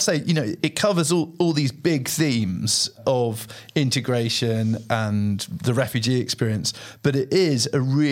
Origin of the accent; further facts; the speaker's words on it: England, United Kingdom; now in Sweden; by being English and having a loud English dad